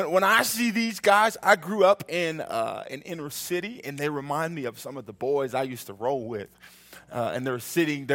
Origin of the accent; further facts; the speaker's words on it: Oklahoma City, Oklahoma, United States; also born or lived in Missouri; I'm from Oklahoma City